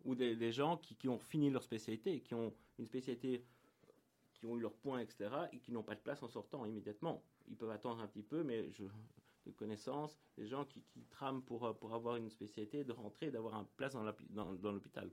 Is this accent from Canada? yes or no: no; Tournai, Wallonia, Belgium; moved away; also born or lived in Mons; je suis belge à l'origine